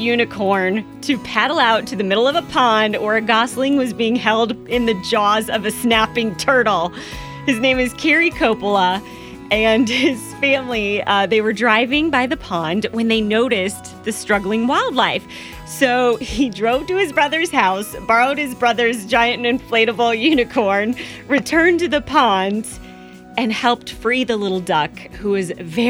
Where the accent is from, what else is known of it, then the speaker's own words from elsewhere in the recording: Iowa, United States; moved away; My home state of Iowa isn't known for being flashy and exciting.